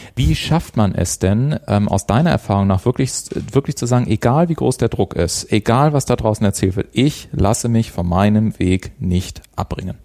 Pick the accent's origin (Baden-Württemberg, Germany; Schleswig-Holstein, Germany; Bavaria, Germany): Bavaria, Germany; Garmisch-Partenkirchen; ich komme ja aus Garmisch-Partenkirchen, wir haben da ja auch eine wunderschöne Eishalle gehabt